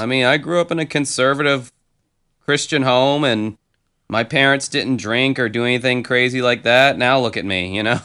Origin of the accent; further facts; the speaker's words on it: Jacksonville, Florida, United States; Jacksonville, Florida, my hometown.